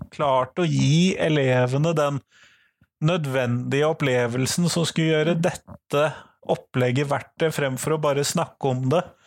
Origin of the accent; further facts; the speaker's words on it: Norway; jeg som nordmann